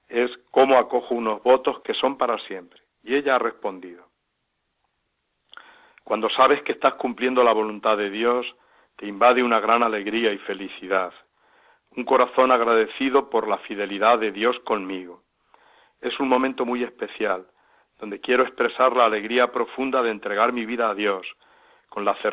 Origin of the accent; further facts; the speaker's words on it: Onda, Valencian Community, Spain; now in Villacañas, Spain; Soy de Honda, un pueblo de Castellón. Vivo actualmente en Villacañas, Toledo